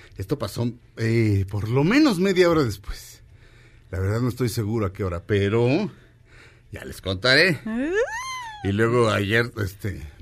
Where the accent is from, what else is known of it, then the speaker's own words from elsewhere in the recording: Mexico; yo también soy mexicano